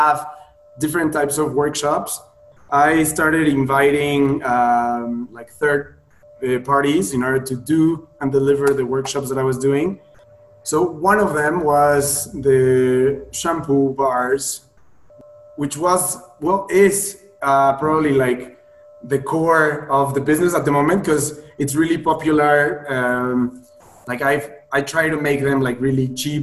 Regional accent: Puebla, Mexico; moved away as an adult; also born or lived in Playa del Carmen, Mexico / Sydney, Australia; I decided to come back to Mexico to my hometown, Puebla

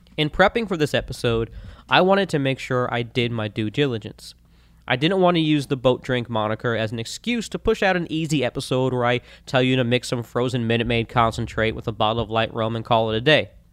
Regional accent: Florida, United States; Growing up in Florida, I spent plenty of time on lakes and rivers

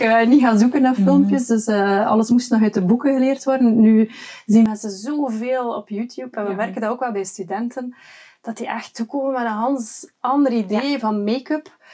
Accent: West Flanders, Belgium; bij ons in West-Vlaanderen

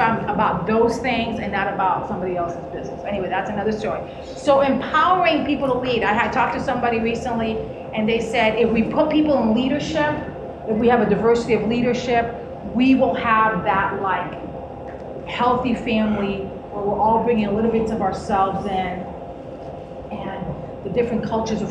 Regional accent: Cuba; moved away; also born or lived in Miami; We grew up around witchcraft. Like, I'm from Cuba

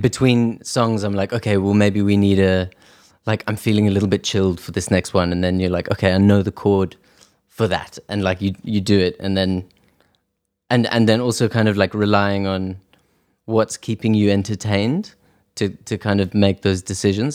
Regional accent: South Africa; also born or lived in Edinburgh, Scotland; now in London, United Kingdom; I grew up in South Africa

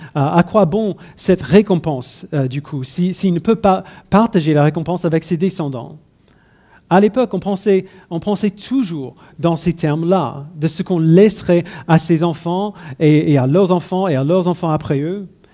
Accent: United States; French is a second language; now in France; je suis né et j'ai grandi euh, aux États-Unis.

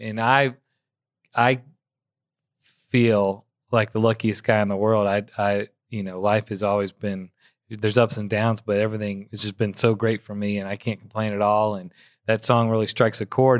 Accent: Memphis, Tennessee, United States; Born and raised in Memphis

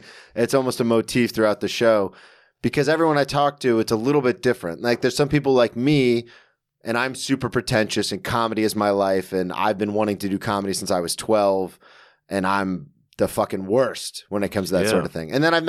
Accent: the South, United States; I'm from the South, so we played football.

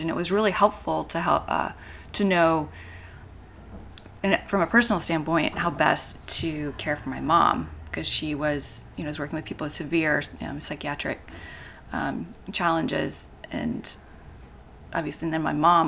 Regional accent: Atlanta, Georgia, United States; moved away as an adult; also born or lived in Michigan / Chicago; I actually grew up here. In Atlanta.

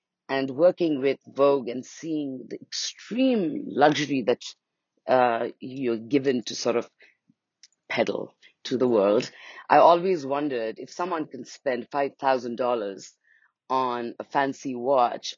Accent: Nepal; also born or lived in India; now in Bali, Indonesia; I'm from Nepal, and I live in India for a long time.

